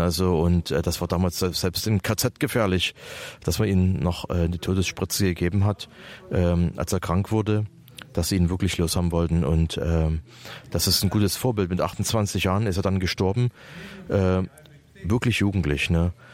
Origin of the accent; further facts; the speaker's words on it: East Germany, Germany; wir sind ja aus der Ostzone hier